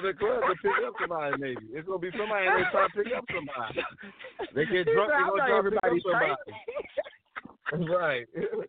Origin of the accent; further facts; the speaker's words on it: Baltimore, Maryland, United States; if you look at me the wrong way, you might get punched in your face. And that was just how we grew up in Baltimore.